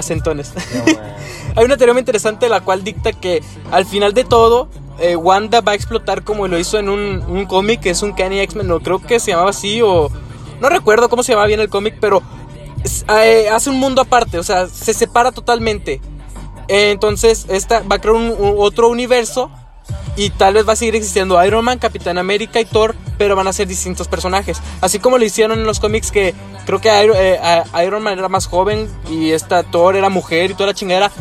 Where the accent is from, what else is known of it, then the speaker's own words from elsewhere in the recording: Mexico; Somos mexicanos